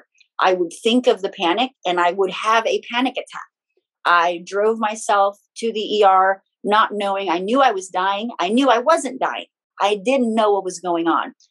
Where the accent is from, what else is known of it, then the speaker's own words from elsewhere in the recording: Philippines; moved away; I'm born and raised in the Philippines